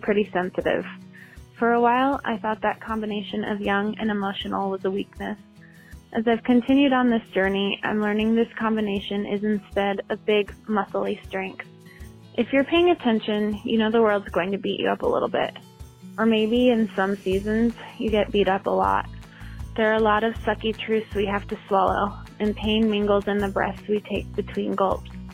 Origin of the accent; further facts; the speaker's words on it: Fort Collins, Colorado, United States; I'm from Fort Collins, Colorado